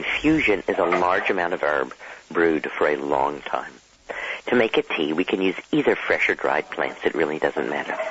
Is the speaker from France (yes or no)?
no; Dallas, Texas, United States; I grew up in Dallas, Texas